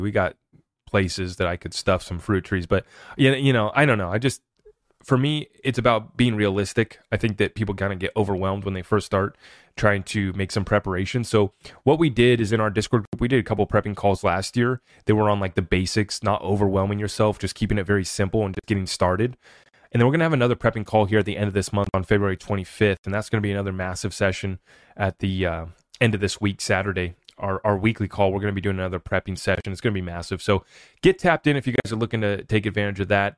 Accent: United States; as an American

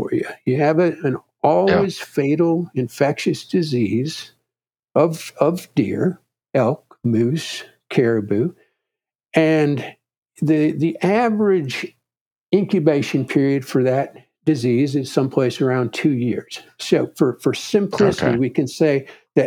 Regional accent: Wisconsin, United States; my home state of Wisconsin

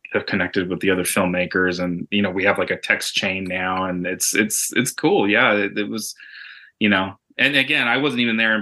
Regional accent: Tucson, Arizona, United States; moved away as an adult; So I'm originally from Tucson. Tucson's my hometown.

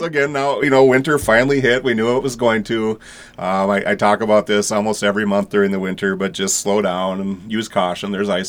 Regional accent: Henning, Minnesota, United States; I'm from Henning originally, and I had moved away for a few years, and I moved back when I got hired by the Otter Tail County Sheriff's Office almost 20 years ago.

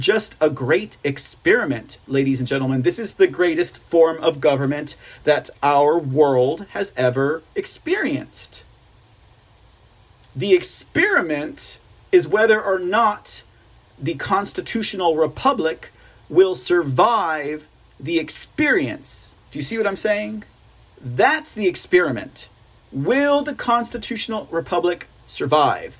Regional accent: United States; I'm an American, I'm proud of it

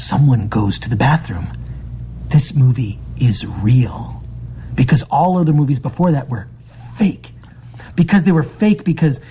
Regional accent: Michigan, United States; I grew up in Michigan where I would describe myself as an indoor kid.

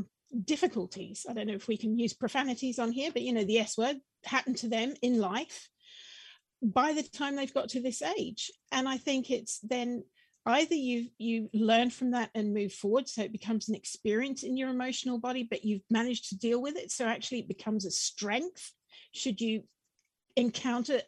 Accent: Wellington, New Zealand; I grew up in New Zealand. My teenage years were spent in Wellington, bottom of the North Island.

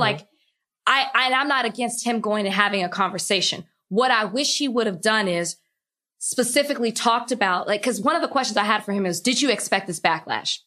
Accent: Dallas, Texas, United States; I'm from Dallas

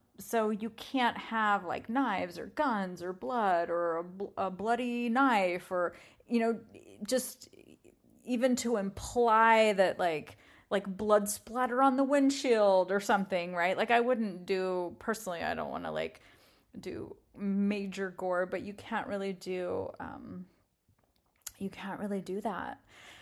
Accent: England, United Kingdom; We have a few cars that I grew up around in England, and when I hear them either not starting or starting and then idling, I get rather excited.

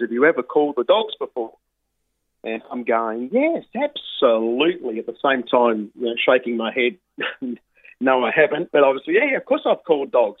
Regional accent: Sydney, New South Wales, Australia; grew up at Mount Druitt uh, in Sydney's west, uh, working class area

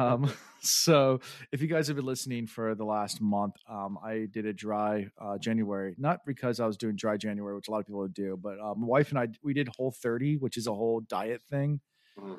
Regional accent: Belfast, Northern Ireland, United Kingdom; I'm from Belfast.

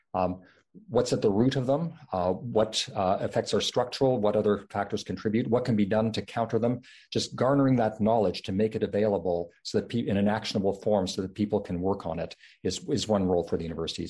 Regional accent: Canada; now in Stanford, United States; my home country of Canada

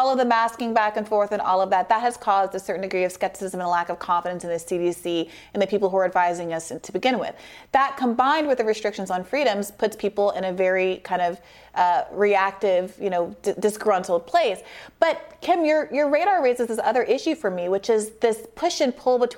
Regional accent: Saudi Arabia; Although I grew up in Saudi Arabia, and I do remember the National Geographics being blocked out in the grocery store.

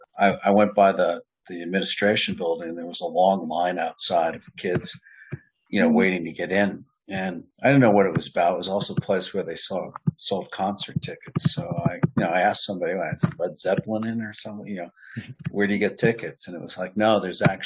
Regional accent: New York, United States; I'm from New York State as well

